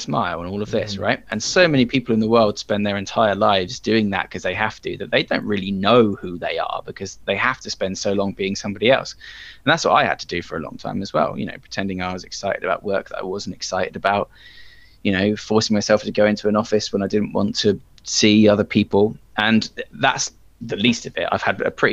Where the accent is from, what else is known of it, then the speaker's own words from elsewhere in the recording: England, United Kingdom; I'm English